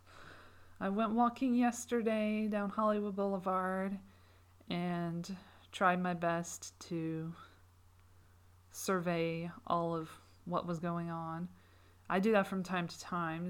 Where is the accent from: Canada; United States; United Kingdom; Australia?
United Kingdom; As a Brit